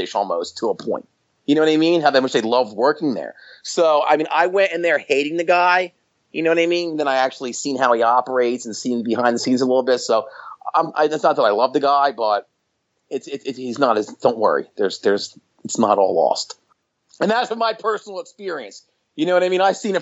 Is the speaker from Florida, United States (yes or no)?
no; outside of Atlantic City, New Jersey, United States; I grew up outside of Atlantic City